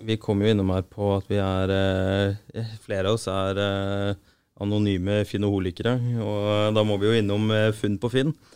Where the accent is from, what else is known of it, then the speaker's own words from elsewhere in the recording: Arendal, Agder, Norway; now in Oslo, Norway; Jeg er fra Arendal